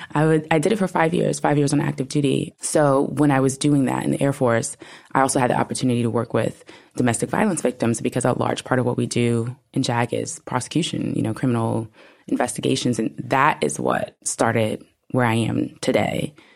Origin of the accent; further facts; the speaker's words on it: New York, United States; I'm from New York